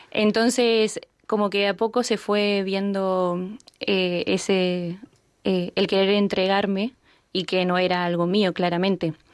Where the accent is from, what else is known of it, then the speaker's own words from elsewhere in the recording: San Luis, Argentina; born there; Eh, bueno, nací en San Luis, en una provincia, como dijo, de Argentina.